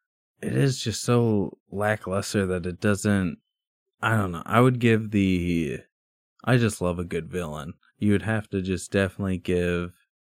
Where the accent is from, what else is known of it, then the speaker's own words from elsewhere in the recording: Missouri, United States; I'm from Missouri.